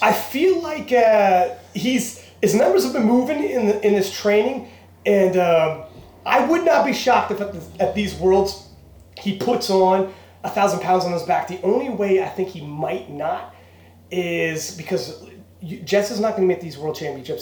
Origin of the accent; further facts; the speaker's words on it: Canada; we're Canadian